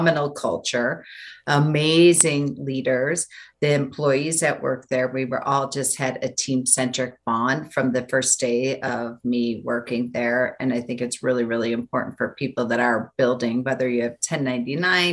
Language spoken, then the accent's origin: English; Buffalo, New York, United States; moved away as an adult; now in Denver, United States; Nobody ever left my hometown of Buffalo, New York